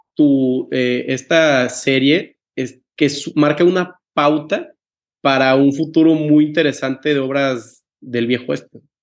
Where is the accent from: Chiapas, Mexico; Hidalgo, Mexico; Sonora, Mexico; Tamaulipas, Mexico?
Tamaulipas, Mexico; Tampico; also born or lived in United States; yo que soy de Tampico, Tamaulipas, estado fronterizo